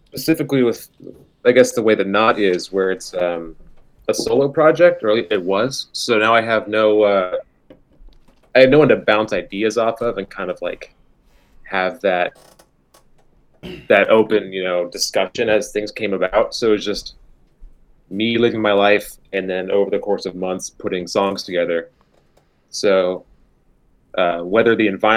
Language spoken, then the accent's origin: English; Juneau, Alaska, United States; born or raised there; moved away as an adult; now in Seattle, United States